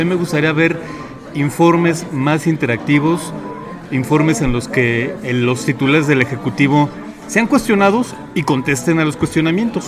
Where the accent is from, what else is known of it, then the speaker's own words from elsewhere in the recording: Mexico; seguimos siendo seguimos siendo mexicanos